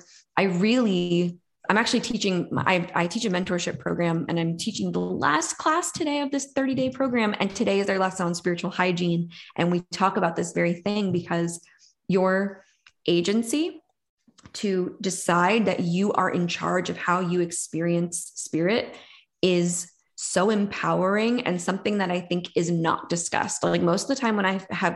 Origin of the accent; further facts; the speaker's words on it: New York, United States; I'm from New York.